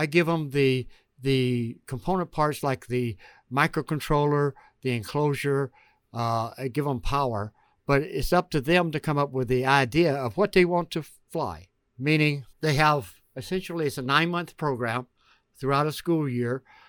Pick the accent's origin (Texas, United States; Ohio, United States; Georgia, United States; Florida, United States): Georgia, United States; moved away as an adult; Actually, I grew up in Georgia.